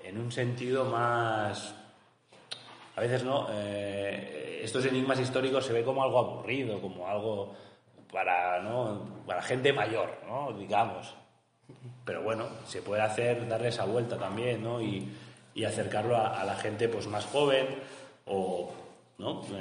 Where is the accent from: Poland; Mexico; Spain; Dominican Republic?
Spain; Barcelona, Catalonia; Y yo, por ejemplo, soy de Barcelona